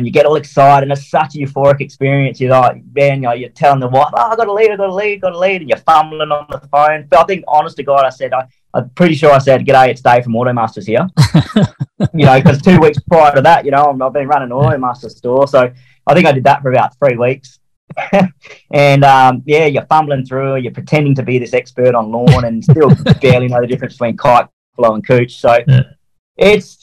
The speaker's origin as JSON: {"language": "English", "town": "Perth", "region": "Western Australia", "country": "Australia", "said": "I'm from Perth, Western Australia"}